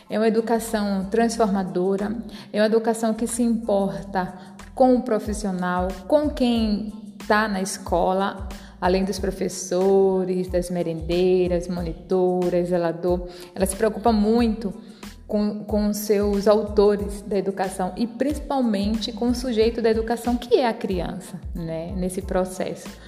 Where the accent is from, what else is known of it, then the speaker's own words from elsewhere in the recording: Recife, Pernambuco, Brazil; now in Mato Grosso, Brazil; Eu vim do, do Recife e lá é quente, mas a gente é, é região litorânea, né?